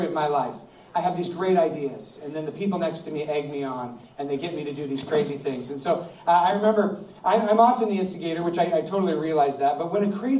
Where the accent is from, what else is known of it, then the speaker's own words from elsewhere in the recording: United States; I'm from America, and where I live is rivers and lakes